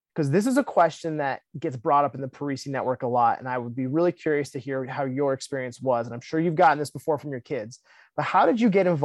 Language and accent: English; Northern Vermont, United States; I'm from Northern Vermont